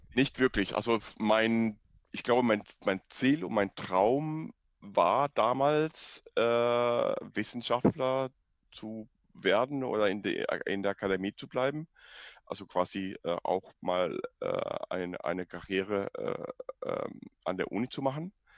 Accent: Cuba; German is a second language; moved away as an adult; also born or lived in Dresden; ich bin in Kuba geboren, aufgewachsen, Abitur in Kuba gemacht.

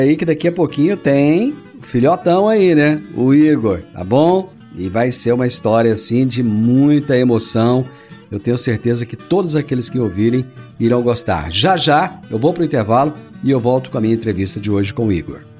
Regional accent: Rio Verde, Goiás, Brazil; hoje nós temos orgulho de dizer que somos de Rio Verde das Abóboras

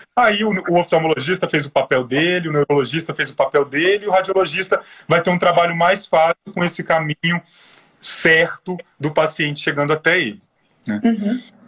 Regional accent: Espírito Santo, Brazil; moved away as an adult; now in São Paulo, Brazil; eu sou capixaba, com muito orgulho, sou formado pela Universidade Federal do Espírito Santo

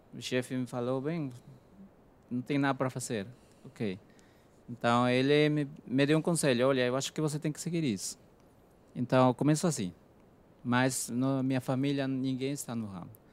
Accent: Peru; Portuguese is a second language; moved away as an adult; now in Brazil; eu sou do Peru

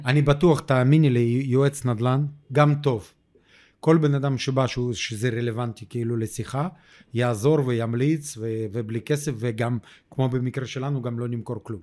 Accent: Ukraine; Hebrew is a second language; moved away as an adult; now in Israel; אני עולה קדש מאוקראינה

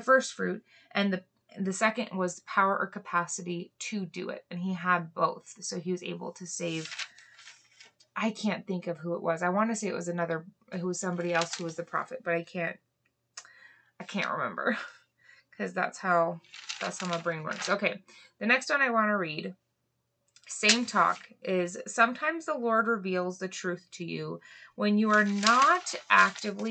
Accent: Hawaii, United States; moved away; I grew up in Hawaii

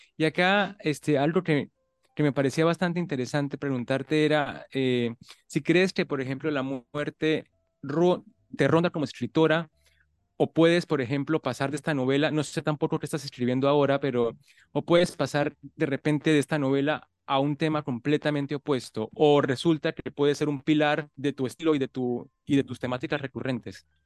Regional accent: Colombia; yo soy colombiano

